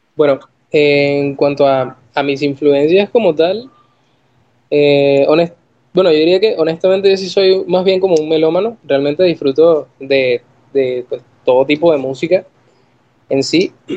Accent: Caracas, Capital District, Venezuela; moved away; soy venezolano, vengo de Caracas, ciudad de los caramelos también.

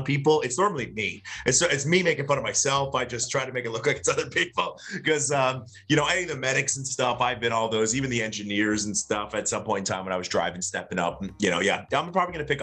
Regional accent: Florida, United States; I'm born and raised in Florida.

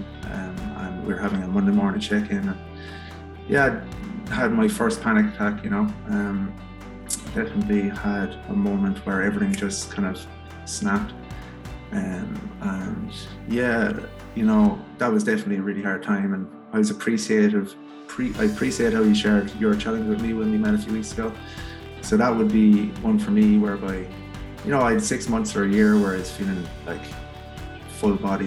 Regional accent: Cork, Munster, Ireland; I grew up in Bishopstown in Cork

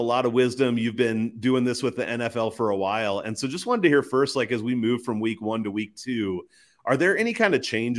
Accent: Midwest, United States; I'm from the Midwest

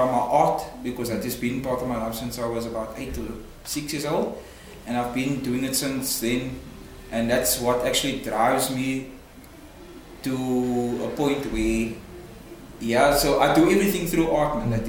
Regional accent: Cape Town, Western Cape, South Africa; I'm from Retreat.

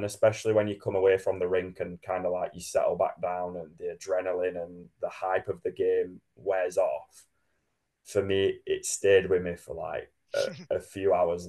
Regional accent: Sheffield, Yorkshire and the Humber, United Kingdom; born or raised there; now in Manchester, United Kingdom

